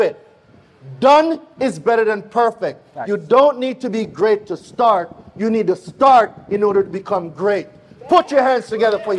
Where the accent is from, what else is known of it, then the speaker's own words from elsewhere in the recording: Jamaica; accent: Jamaican; You cannot miss my accent nowhere. Why? Because I'm Jamaican